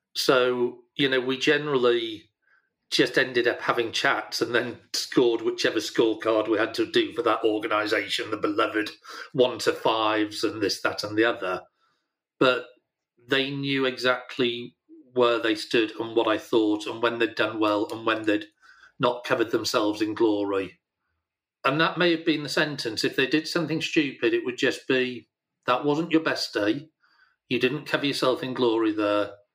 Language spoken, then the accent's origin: English; Yorkshire and the Humber, United Kingdom; I'm a Yorkshireman